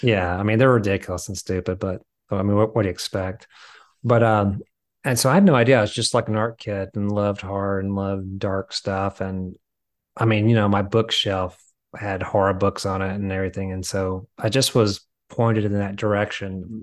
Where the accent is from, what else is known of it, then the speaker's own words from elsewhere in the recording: the South, United States; now in Nashville, United States; I grew up in the South